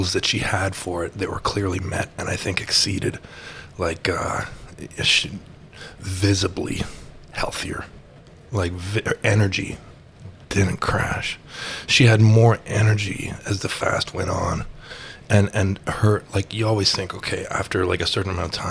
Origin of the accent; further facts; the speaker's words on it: Canada; being a Canadian